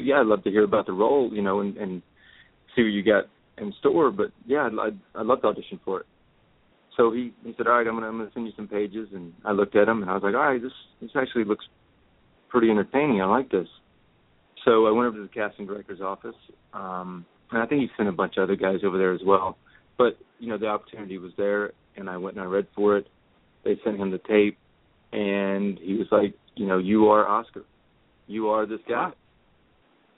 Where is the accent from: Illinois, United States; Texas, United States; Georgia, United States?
Georgia, United States; Atlanta; I'm from Atlanta